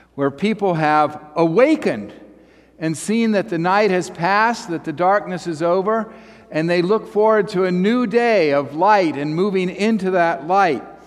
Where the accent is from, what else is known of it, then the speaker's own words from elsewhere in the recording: Dayton, Ohio, United States; moved away; I'm from Dayton, and I graduated from Fairview High School in 1995.